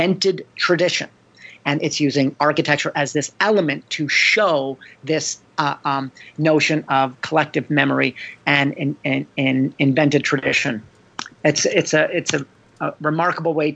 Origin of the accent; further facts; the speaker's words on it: Canada; I'm Canadian